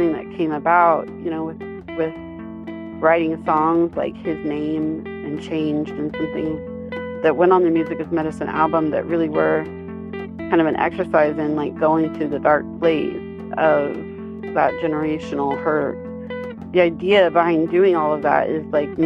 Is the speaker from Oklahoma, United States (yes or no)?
yes; Citizen Potawatomi Nation, Oklahoma, United States; now in Emporia, United States; I am from the Citizen Potawatomi Nation in Oklahoma, and I currently live in Osage and Kansas Territory here in Emporia, Kansas.